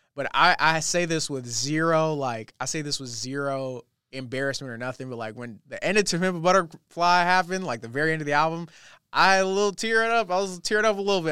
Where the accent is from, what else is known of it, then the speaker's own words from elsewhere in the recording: Los Angeles, California, United States; moved away as an adult; now in Redding, United States; I was born and raised in California my whole life